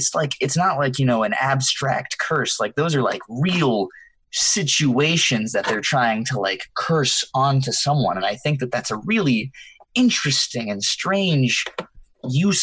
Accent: the South, United States; I'm Hispanic, but I was raised in the South

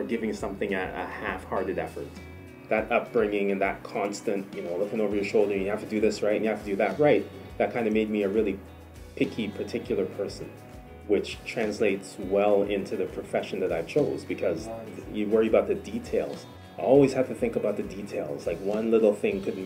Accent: Kitchener, Ontario, Canada; I was raised in Kitchener, Ontario, so Canada is really all I know.

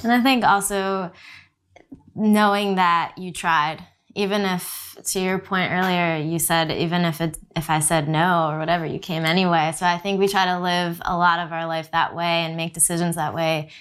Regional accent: New Jersey, United States; moved away as an adult; also born or lived in Texas; we grew up in New Jersey

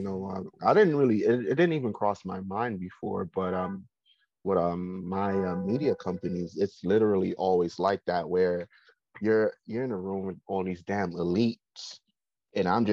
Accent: New York City, New York, United States; I'm from Brooklyn

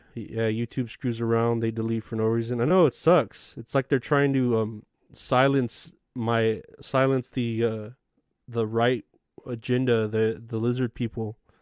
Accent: San Antonio, Texas, United States; I am based out of Texas. I am from San Antonio

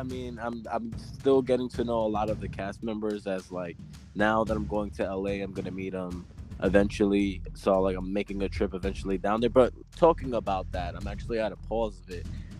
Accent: Florida, United States; I'm from Florida.

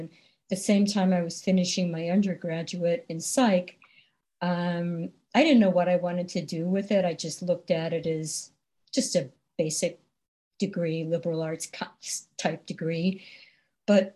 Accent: Newton, Massachusetts, United States; moved away as an adult; now in Boulder, United States; I grew up outside of Boston in Newton, one of the western suburbs.

